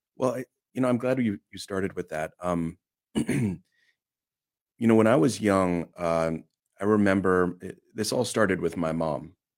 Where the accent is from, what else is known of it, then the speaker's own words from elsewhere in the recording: Olympia, Washington, United States; I grew up in Olympia, Washington